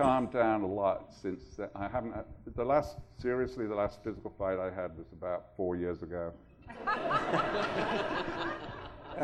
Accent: Birmingham, West Midlands, United Kingdom; moved away; I grew up in Birmingham, England, which was a pretty rough, tough industrial city

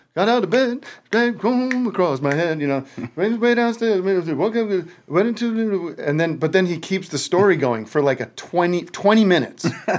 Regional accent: Allentown, Pennsylvania, United States; now in Glendale, United States; Back on the East Coast, where I grew up, back in my hometown. … What time is it back there in Allentown, Bethlehem?

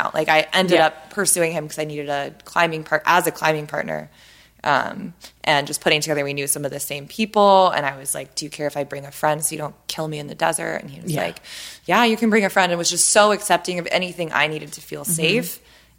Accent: San Diego, California, United States; moved away; we're both from San Diego

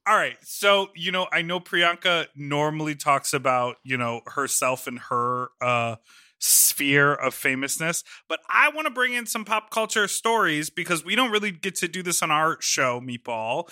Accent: United States; we are American people.

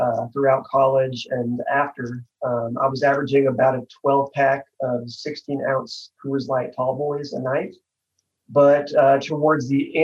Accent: Fort Worth, Texas, United States; I am from Fort Worth, Texas

